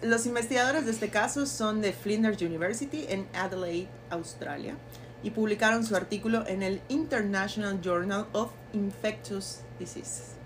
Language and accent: Spanish; Yucatán, Mexico; como buenos yucatecos con X